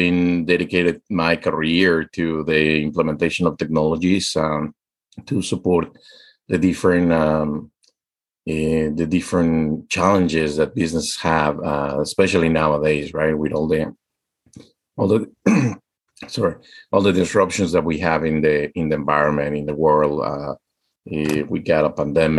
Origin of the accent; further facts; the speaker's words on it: Mexico; now in United States; I am Mexican. I'm American now.